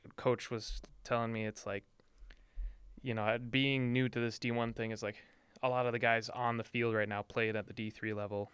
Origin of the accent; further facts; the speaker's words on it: Duluth, Minnesota, United States; I am from Duluth and I am guilty of being a Duluth homer